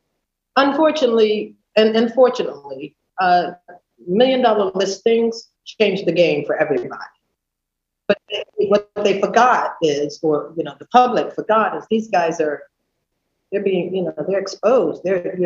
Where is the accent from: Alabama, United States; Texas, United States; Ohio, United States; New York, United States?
New York, United States; New York City; I came from New York City and I understood what it meant to really market something.